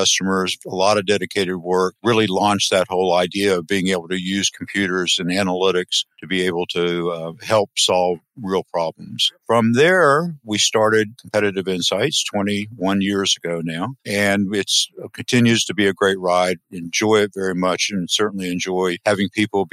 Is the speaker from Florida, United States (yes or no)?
yes; Crescent City, Florida, United States; I grew up in a small town in north central Florida called Crescent City, 6,000 people